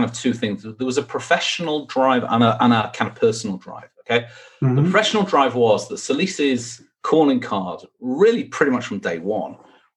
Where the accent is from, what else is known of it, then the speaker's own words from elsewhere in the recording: Manchester, North West England, United Kingdom; moved away as an adult; born and bred in Manchester